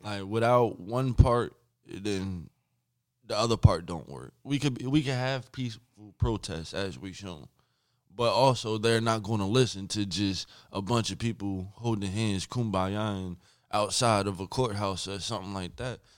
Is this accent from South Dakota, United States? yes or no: no; Linden, New Jersey, United States; my hometown, Linden, New Jersey